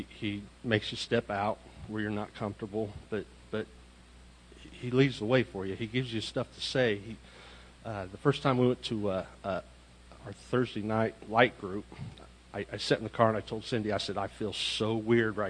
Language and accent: English; Indianapolis, Indiana, United States; moved away as an adult; I'm from Indianapolis, Indiana, and I'm a huge mama's boy, and I thought I would never leave Indianapolis, Indiana.